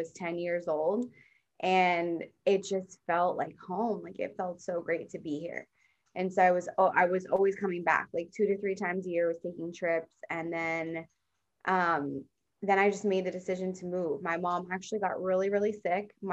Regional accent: Central New Jersey, United States; moved away as an adult; now in San Diego, United States; I'm in Central. So mainly I grew up in Central.

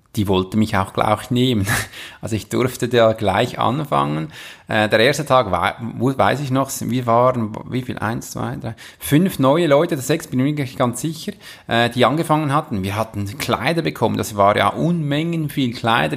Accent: Switzerland; wir als Schweizer

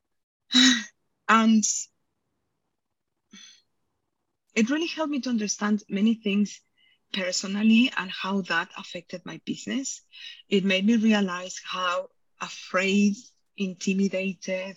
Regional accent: Mexico; now in United Kingdom; I'm from Mexico, hence the accent

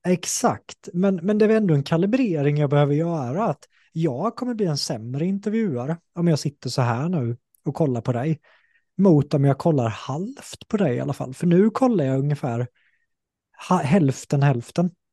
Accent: Sweden; accent: Småländska; samma sak med småländskan, innan var jag så här, ah, jag försökte låta mer som en stockholmare

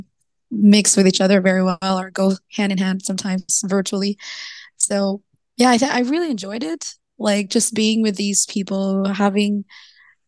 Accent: Philippines; I'm from the Philippines.

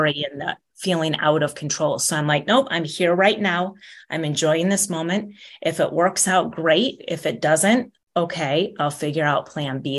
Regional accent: Michigan, United States; also born or lived in Chicago, Illinois; now in San Diego, United States; I grew up in Michigan, on Lake Michigan

